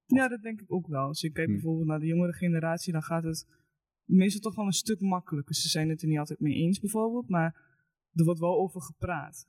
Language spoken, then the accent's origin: Dutch; Eibergen, Gelderland, Netherlands; Ik kom uit Eibergen